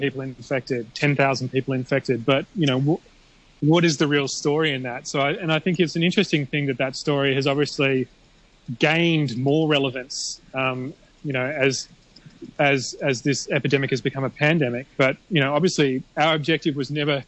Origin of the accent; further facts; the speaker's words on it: Australia; now in Hong Kong; I'm from Australia